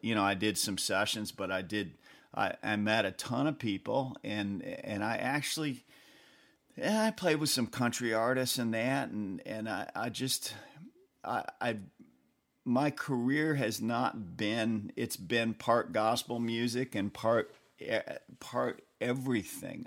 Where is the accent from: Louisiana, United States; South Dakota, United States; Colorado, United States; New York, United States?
New York, United States; Batavia; moved away as an adult; now in Nashville, United States; I grew up in, uh, Western New York between Buffalo and Rochester, a town called Batavia, New York